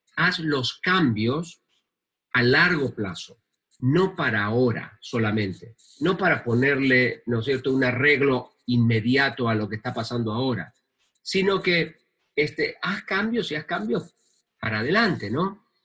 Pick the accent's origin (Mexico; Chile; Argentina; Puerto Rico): Argentina; en mi país